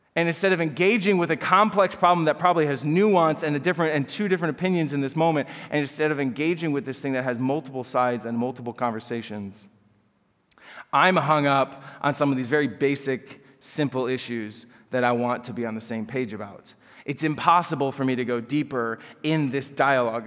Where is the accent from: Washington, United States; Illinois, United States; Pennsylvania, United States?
Illinois, United States; Chicago suburbs; I grew up in the Chicago suburbs